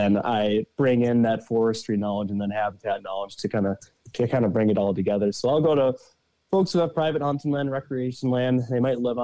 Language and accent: English; south of the Twin Cities, Minnesota, United States; I'm from Minnesota. I grew up kind of in the metro area of south of the Twin Cities area